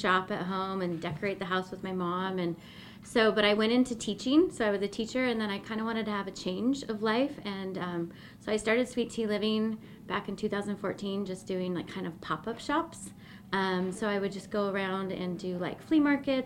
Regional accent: Boise, Idaho, United States; also born or lived in Nampa, Idaho / Eagle, Idaho; I'm an Idaho native. I was born and raised here in Boise

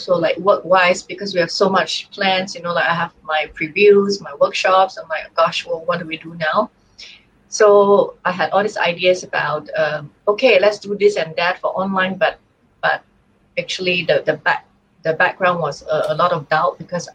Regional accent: Singapore; I'm from Singapore.

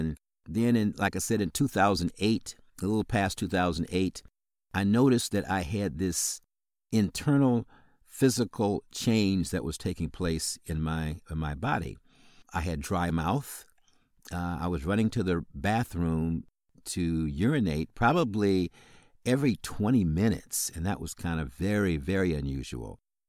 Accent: Illinois, United States; So once again … I'm from Illinois, as I indicated, right outside of Chicago.

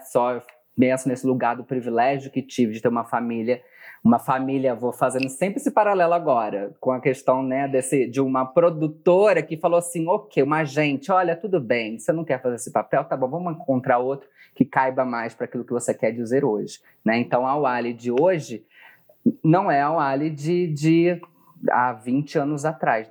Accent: Bebedouro, São Paulo, Brazil; moved away; De Bebedouro, do lado de tá. Barretos.

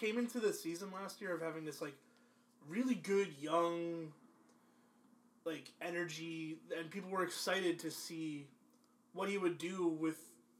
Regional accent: Philadelphia, Pennsylvania, United States; I'm from Philly.

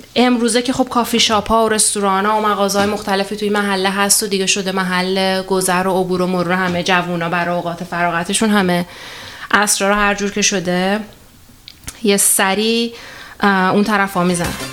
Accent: Isfahan, Iran; من توی منطقه بزرگ شدم دیگه من 20 چند سال زندگی اونجا گذروندم

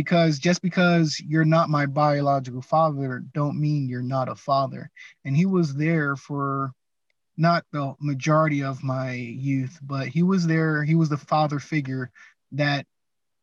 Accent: Atlantic City, New Jersey, United States; moved away as an adult; I'm born and raised in Atlantic City, New Jersey. Moved out of there, I want to say, after like 19 years.

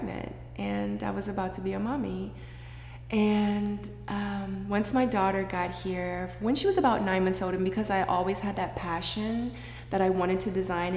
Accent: Seoul, South Korea; moved away; I was born in Seoul, Korea a long time ago.

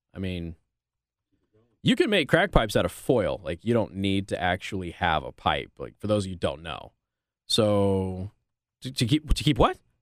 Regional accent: Las Vegas, Nevada, United States; now in Michiana, United States; my hometown of Las Vegas, Nevada

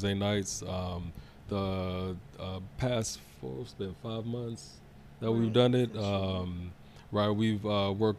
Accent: Chesapeake, Virginia, United States; also born or lived in Congo; I went to Deep Creek High School, so it's not too far from Portsmouth area

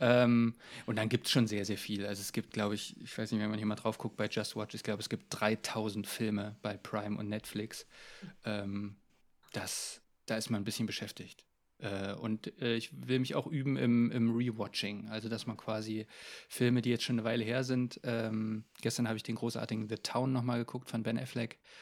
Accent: Jena, Thuringia, Germany; ich habe eigentlich in Jena hier einfach in meiner Heimatstadt angefangen

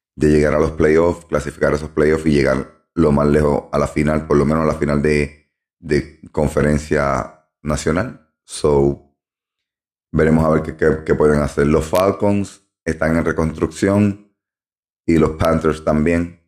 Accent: Ponce, Puerto Rico; moved away; en Ponce, Puerto Rico, como dije en el podcast anterior. Allí me crié, allí nací, allí me crié.

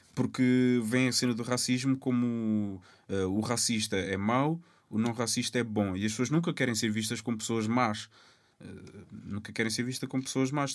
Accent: Lisbon, Portugal; also born or lived in Cape Verde; eu assumo como cabo-verdiano uh, lisboeta, que eu sempre vivia.

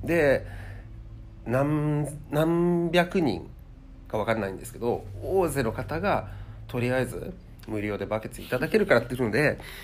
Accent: Kansai, Japan; moved away as an adult; now in Helsinki, Finland; 生まれ育ちがそう日本

